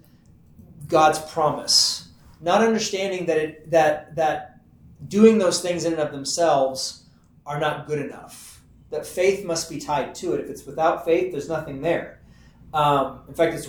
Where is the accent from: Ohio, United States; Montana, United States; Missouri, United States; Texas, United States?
Texas, United States; I'm from Texas